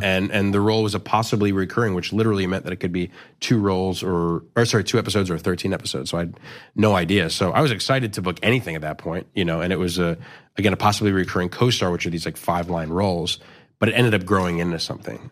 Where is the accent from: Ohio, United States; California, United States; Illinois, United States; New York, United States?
New York, United States; New York City; I grew up in, in New York City in, uh, in Chelsea.